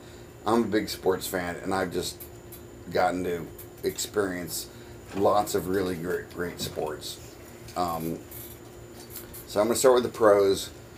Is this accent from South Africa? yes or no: no; Kansas City, United States; born there; also born or lived in Baltimore; now in Pensacola, United States; I was born in Kansas City. I've liked Kansas City for a long time, but I don't want to just be a bandwagon kind of dude.